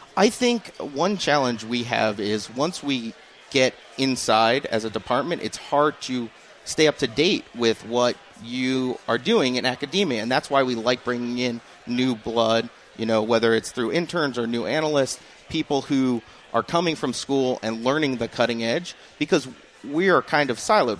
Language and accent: English; Rhode Island, United States; moved away; I grew up in Rhode Island, which is Red Sox territory